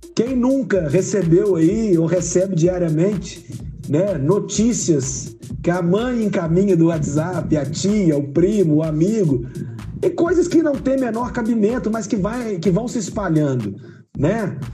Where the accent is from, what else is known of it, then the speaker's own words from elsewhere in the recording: Viçosa, Minas Gerais, Brazil; moved away as an adult; also born or lived in Uberlândia / Juiz de Fora; now in Varginha, Brazil; Pontapé, pontapé inicial foi dado na minha terrinha, né, em Viçosa.